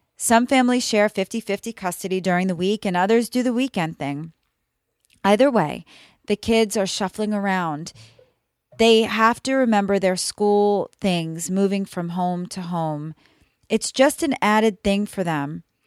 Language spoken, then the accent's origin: English; New York, United States; now in Florida, United States; I currently live in Florida, but I was raised in New York